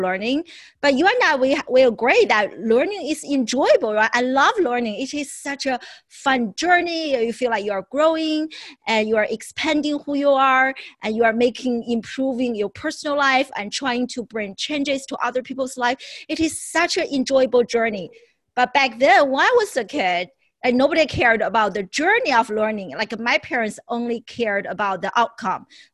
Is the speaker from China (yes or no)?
yes; Beijing, China; moved away as an adult; also born or lived in Syracuse, United States; now in United States; originally I was born in China, and but I left China in my early 20s